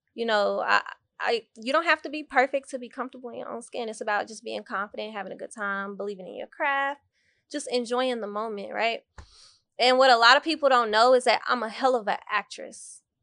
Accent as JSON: {"language": "English", "town": "Dallas", "region": "Texas", "country": "United States", "tie": "born or raised there", "also_born_or_lived": "Waco, Texas", "said": "I was born in Waco, Texas. and I moved to Dallas when I was around three years old."}